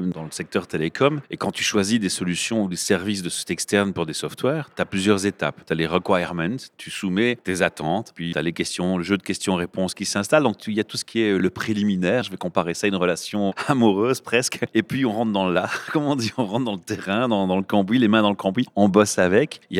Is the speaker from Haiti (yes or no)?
no; Rennes, Brittany, France